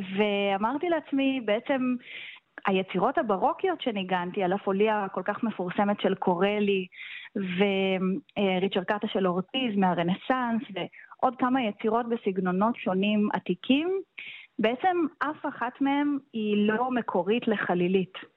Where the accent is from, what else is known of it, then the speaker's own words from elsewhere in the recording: Rehovot, Central District, Israel; also born or lived in Nuremberg, Germany; אני ילידת רחובות ולמדתי כאן בקונסרבטוריון